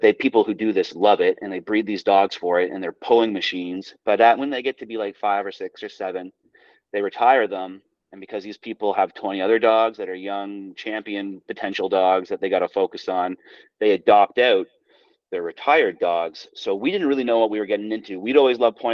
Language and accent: English; Toronto, Ontario, Canada; moved away as an adult; now in Fredericton, Canada; I've been out in Fredericton for about 15 years now. I'm from Toronto originally, but me and my brother, and my sister, we all moved out east